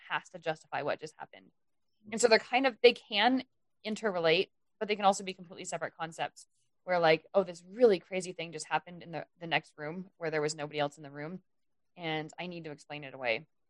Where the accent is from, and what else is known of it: United States